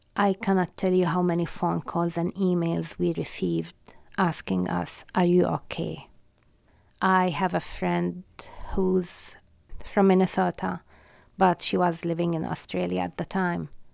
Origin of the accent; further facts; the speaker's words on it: Palestine; English is a second language; moved away as an adult; now in Western Massachusetts, United States; being Palestinian means I don't belong to any of the most known ethnic groups in this country